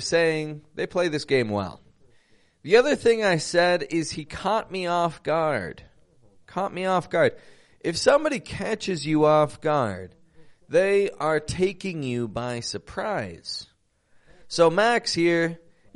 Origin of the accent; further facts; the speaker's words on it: Toronto, Ontario, Canada; now in Monterrey, Mexico; I'm from Toronto, Canada.